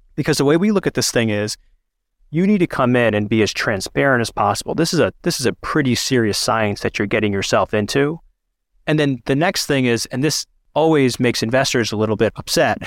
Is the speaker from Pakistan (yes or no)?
yes; Pakistan; I'm a Pakistani man